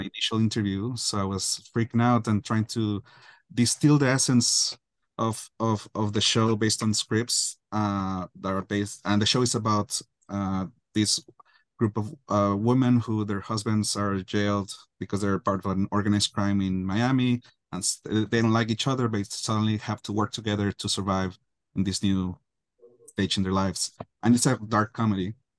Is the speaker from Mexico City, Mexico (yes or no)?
no; Guadalajara, Jalisco, Mexico; growing up in Guadalajara, Mexico